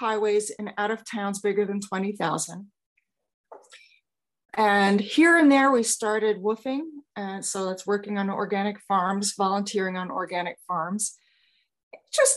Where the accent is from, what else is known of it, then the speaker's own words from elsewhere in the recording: New York, United States; moved away; also born or lived in Phoenix / Los Angeles; I am originally from New York